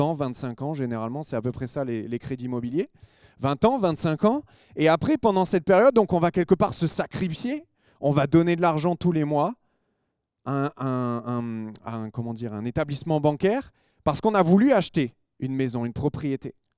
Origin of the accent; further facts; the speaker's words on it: France; on est des Français